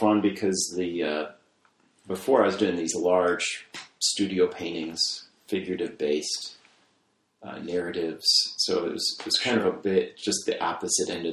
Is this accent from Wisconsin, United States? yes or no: yes; Markesan, Wisconsin, United States; moved away as an adult; now in Evanston, United States; I grew up in Markazan, Wisconsin, which is a small town north of Madison, about an hour north of Madison.